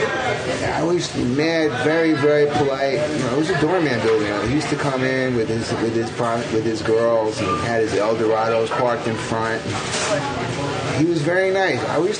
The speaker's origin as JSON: {"language": "English", "town": "New York City", "region": "New York", "country": "United States", "tie": "born or raised there", "said": "I'm born in Brooklyn. 1961. My mom, whatever, from Brooklyn. She's Russian and Polish, Jewish."}